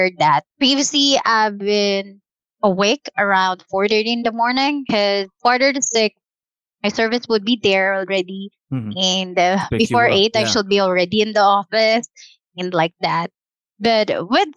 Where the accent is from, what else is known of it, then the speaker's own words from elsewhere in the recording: Quezon City, Metro Manila, Philippines; I'm from Cubao, and I'll be working or going to our headquarters in Taguig